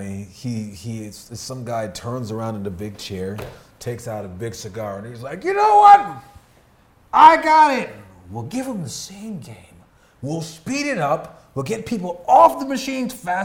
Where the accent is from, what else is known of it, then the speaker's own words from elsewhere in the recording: United States; I'm American